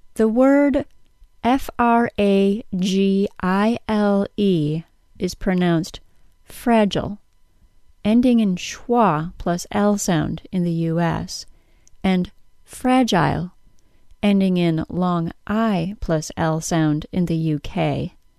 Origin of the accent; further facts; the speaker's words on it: United States; accent: American; my American accent